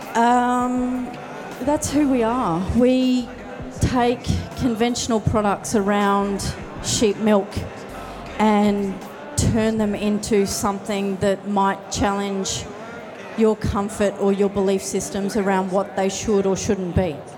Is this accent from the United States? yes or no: no; Tasmania, Australia; we are from Tasmania.